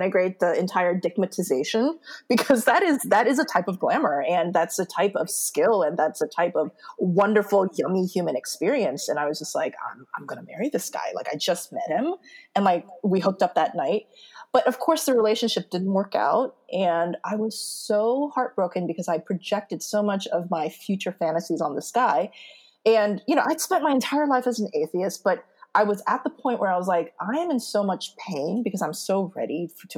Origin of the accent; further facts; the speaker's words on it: United States; moved away as an adult; also born or lived in Seoul, South Korea; I'm Korean American. So I go to Korea, and as soon as I step on Korean soil, like the motherland, because I grew up in America